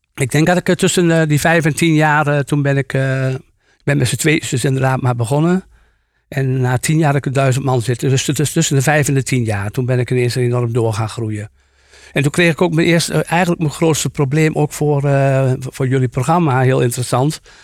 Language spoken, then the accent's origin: Dutch; Achterhoek, Gelderland, Netherlands; ik kom uit de Achterhoek